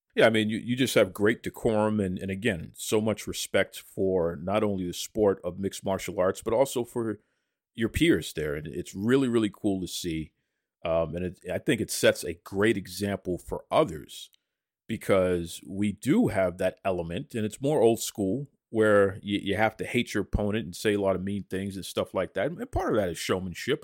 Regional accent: Boston, Massachusetts, United States; I'm legitimately born and raised in Boston, I'm originally from Dorchester, so legit Boston

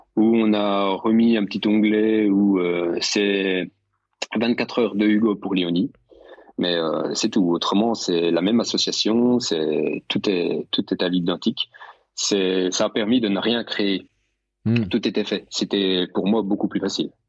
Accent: Bourgogne-Franche-Comté, France; Je suis de Franche-Comté, je suis juste à côté de Morteau

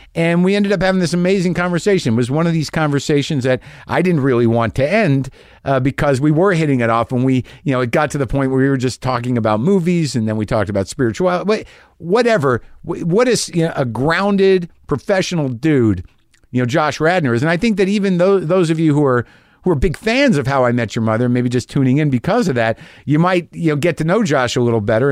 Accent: Albuquerque, New Mexico, United States; Albuquerque, New Mexico

